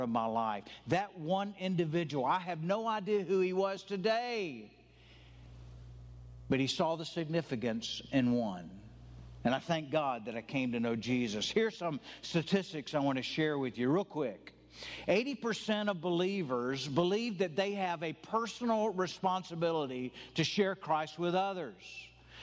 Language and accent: English; the South, United States; I'm from the South. I'm white. I grew up Southern Baptist